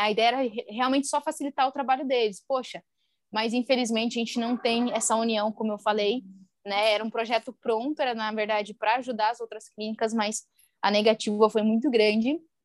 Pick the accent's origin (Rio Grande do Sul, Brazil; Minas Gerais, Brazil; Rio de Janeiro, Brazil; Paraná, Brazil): Paraná, Brazil; interior of; moved away; sou de uma cidade lá do interior do Paraná